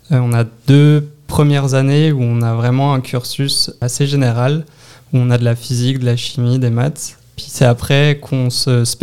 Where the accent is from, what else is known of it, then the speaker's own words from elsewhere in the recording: Brittany, France; now in Canada; Bretagne, du nord-ouest de la France. Euh, j'ai pas mal bougé dans mon enfance, mais euh, c'est vraiment là d'où je viens.